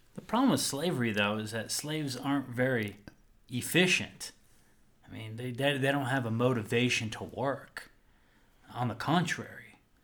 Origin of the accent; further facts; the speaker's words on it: United States; growing up in the American educational school system